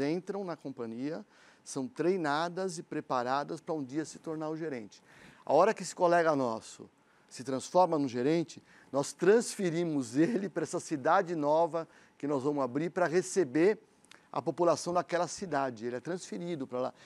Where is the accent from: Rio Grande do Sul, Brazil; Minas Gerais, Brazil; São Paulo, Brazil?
São Paulo, Brazil; nós somos paulistanos